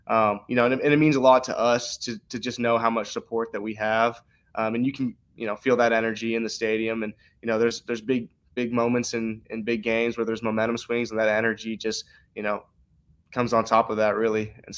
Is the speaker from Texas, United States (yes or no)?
yes; Texas, United States